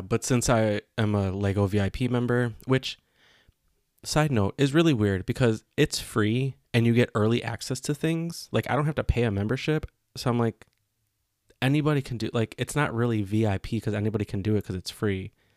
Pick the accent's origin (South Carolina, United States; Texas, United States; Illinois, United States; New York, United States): Illinois, United States; Chicago; growing up in Chicago, it's, like, one of the greatest food cities